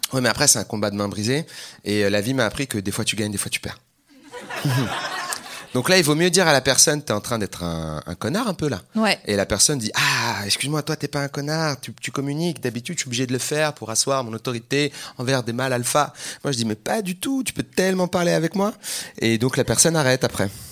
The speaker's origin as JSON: {"language": "French", "area": "Seine-Saint-Denis", "region": "Île-de-France", "country": "France", "tie": "born or raised there", "said": "Moi j'ai grandi en Seine-Saint-Denis"}